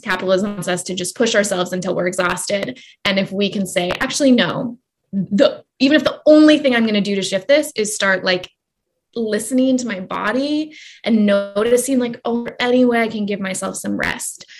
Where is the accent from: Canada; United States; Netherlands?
Canada; now in Salt Spring Island, Canada; growing up, I remember, especially as a Canadian